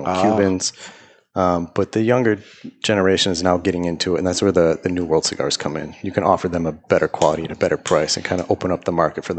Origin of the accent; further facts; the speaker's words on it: Buffalo, New York, United States; moved away as an adult; now in Bangkok, Thailand; living in Bangkok, Thailand. So before anyone hears my voice and says, this guy's not Thai, born and raised in Buffalo, New York. Moved to Thailand in 2013